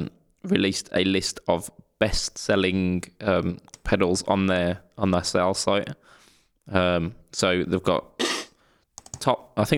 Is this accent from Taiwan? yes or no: no; Midlands, United Kingdom; Yes, I'm a man from the Midlands.